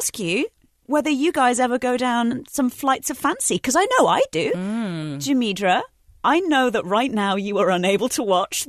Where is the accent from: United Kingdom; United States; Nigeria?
United Kingdom; moved away; my home country, we've got a few television channels.